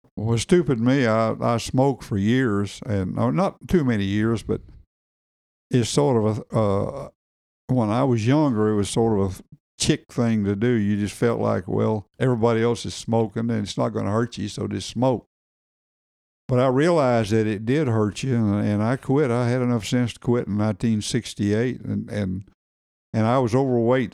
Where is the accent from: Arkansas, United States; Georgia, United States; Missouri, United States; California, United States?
Arkansas, United States; Bee Branch; born or raised there; also born or lived in Morganton